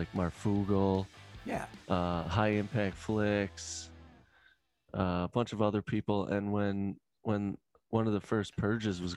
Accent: New York, United States; I hail from Cuomo's ex-capital, New York

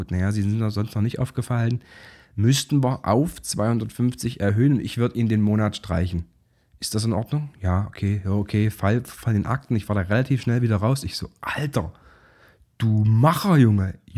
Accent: Zwickau, Saxony, Germany; Ich komme selber aus Zwickau.

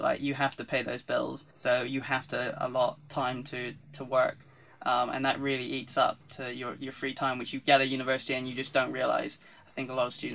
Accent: Devon, South West England, United Kingdom; moved away as an adult; I came from Devon

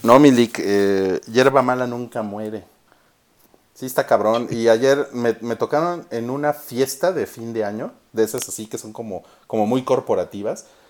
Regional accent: Mexico; soy mexicano

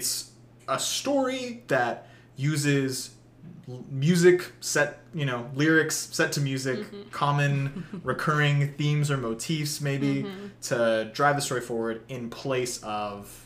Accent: Alabama, United States; I grew up in Alabama

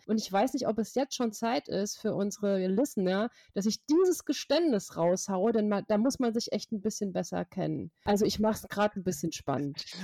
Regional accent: Hesse, Germany; aus Hessen, meinem Heimatbundesland

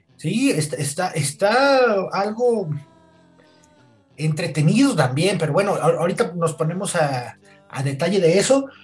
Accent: Mexico; a nosotros nos tocó sufrirlo, ¿no? Como mexicanos

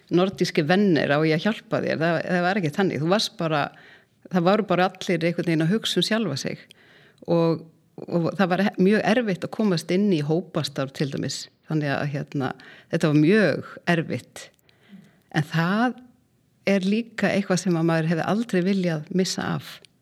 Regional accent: Mýrdalur, Southern Region, Iceland; moved away; Ég er alveg upp í Mýrdalnum sem er reyndar fegusta sveit landsins

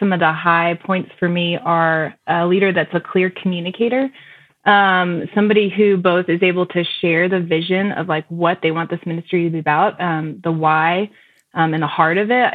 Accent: Texas, United States; moved away as an adult; now in Colorado, United States; I grew up in the Texas area

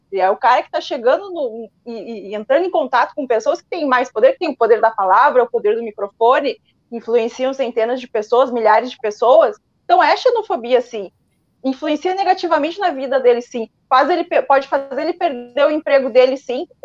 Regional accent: Rio Grande do Sul, Brazil; now in Portugal; eu, eu, eu claro, sou gaúcho eu e, moro, e, moro

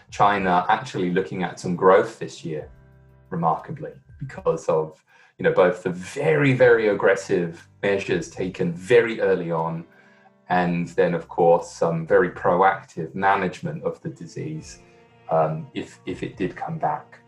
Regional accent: London, United Kingdom; moved away; I'm from the UK. I'm from London

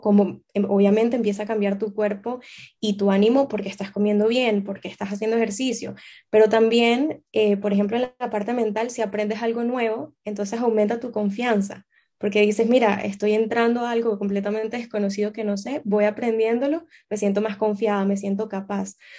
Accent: Venezuela; also born or lived in Amsterdam, Netherlands / Boston, United States; now in Barcelona, Spain; yo soy venezolana

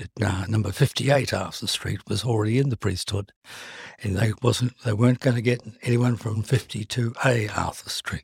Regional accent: Timaru, Canterbury, New Zealand; moved away; I was brought up in New Zealand

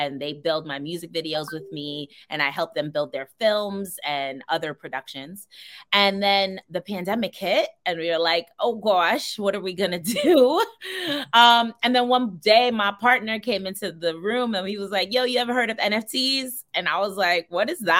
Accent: New York City, New York, United States; moved away as an adult; now in Los Angeles, United States; I am from Brooklyn, New York. You already know. I was born and raised and now I live in Los Angeles, California

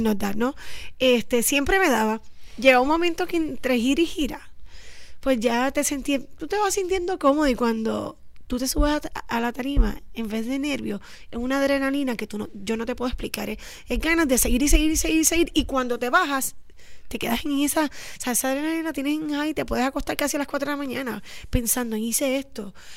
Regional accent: San Juan, Puerto Rico; Nosotras somos oriundas del Viejo San Juan, de la calle San Sebastián, casi colindando ahí para Perla.

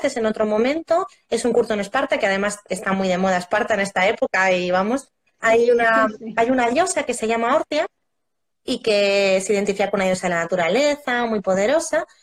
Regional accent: Roa, Castile and León, Spain; mi pueblo, yo soy de Roa de Duero

